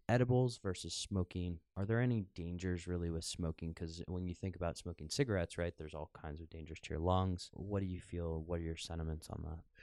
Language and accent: English; United States; now in Amsterdam, Netherlands; growing up in the United States